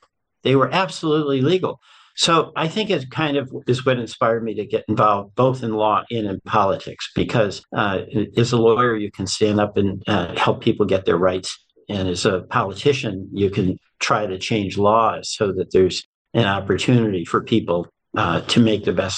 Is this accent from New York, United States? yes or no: no; Springfield, Massachusetts, United States; moved away as an adult; also born or lived in Chicago / Vermont; I grew up in Springfield, Mass